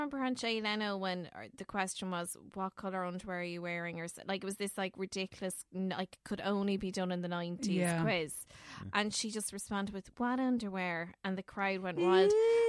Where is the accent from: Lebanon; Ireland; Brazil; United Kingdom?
Ireland; Leixlip, County Kildare; I'm from Leixlip, really. It's a mishmash between Leixlip and Dingle and everything in between.